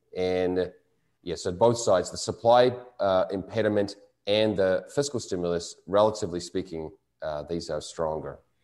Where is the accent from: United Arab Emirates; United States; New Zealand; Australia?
New Zealand; moved away; my home country of New Zealand